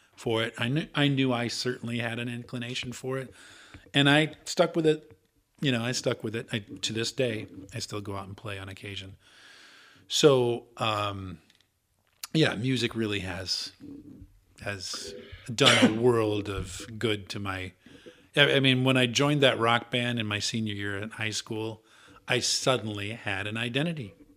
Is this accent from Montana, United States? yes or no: no; Iowa, United States; born or raised there; moved away; also born or lived in Minneapolis